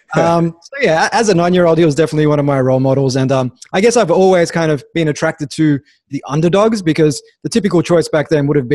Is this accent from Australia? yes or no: yes; Melbourne, Victoria, Australia; also born or lived in Sydney; I grew up in Melbourne